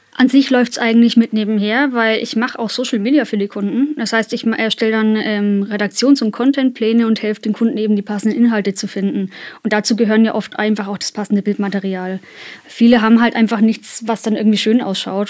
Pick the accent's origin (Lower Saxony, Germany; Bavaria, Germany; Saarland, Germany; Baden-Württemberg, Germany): Bavaria, Germany; Kulmbach; für uns Kulmbacher